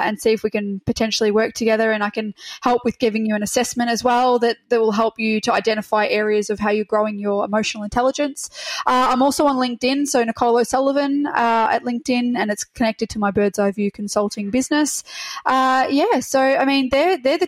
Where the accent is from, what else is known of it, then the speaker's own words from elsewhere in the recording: Melbourne, Victoria, Australia; I'm from Melbourne